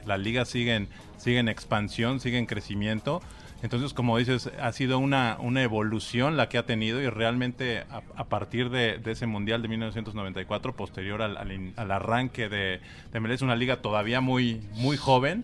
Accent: Mexico; soy mexicano

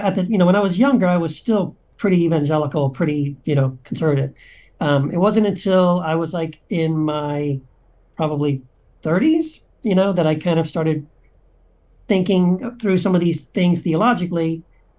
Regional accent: Texas, United States; I grew up in Texas

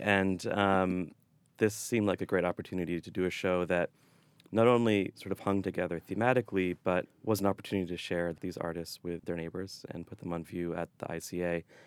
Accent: Boston, Massachusetts, United States; moved away; I'm from the Boston area, but I moved back here two years ago

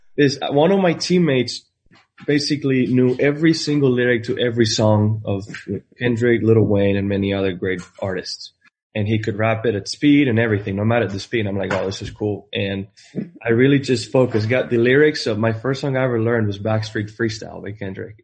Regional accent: Spain; moved away as an adult; I'm coming from Spain. Uh, I grew up in a town with 1,200 people

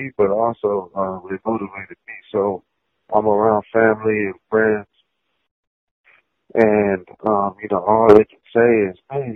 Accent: Greenville, Texas, United States; also born or lived in California; I ended up moving to Texas with my grandfather

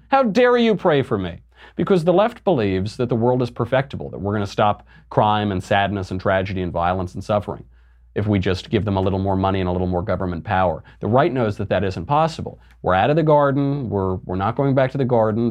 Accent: New York, United States; now in California, United States; I'm from New York. I live in California

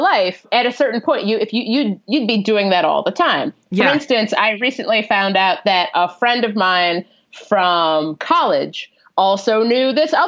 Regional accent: Cincinnati, Ohio, United States; it's not far from Cincinnati, which is where I'm from

